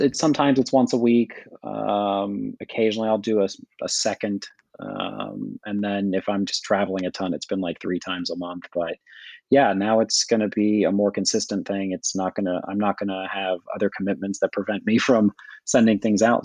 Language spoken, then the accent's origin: English; Kentucky, United States; I'm from Kentucky